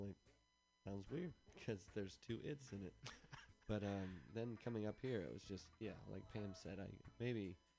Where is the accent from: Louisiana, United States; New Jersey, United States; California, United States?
California, United States; Southern; moved away; But I'm from Southern California